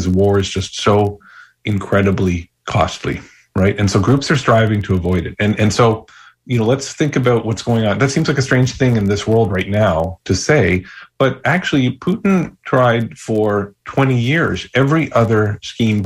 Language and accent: English; Canada; also born or lived in Kenya / Ghana; now in United States; I grew up in Canada before becoming an American